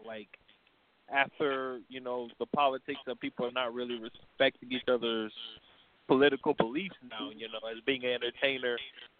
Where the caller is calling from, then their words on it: New York, United States; Hi, Deborah. … from New York.